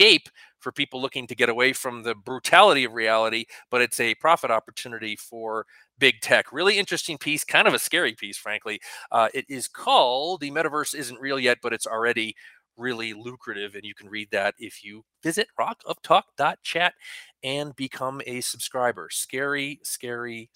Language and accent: English; Connecticut, United States; moved away; I grew up in Connecticut